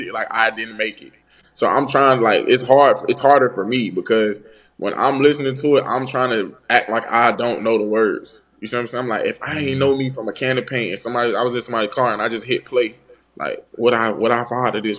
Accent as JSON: {"language": "English", "region": "Florida", "country": "United States", "said": "I'm from Florida."}